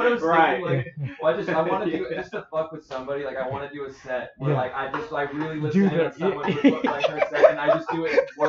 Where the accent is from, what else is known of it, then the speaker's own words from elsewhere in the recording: Massachusetts, United States; now in Seattle, United States; I'm from Massachusetts. So, like, Boston, Providence.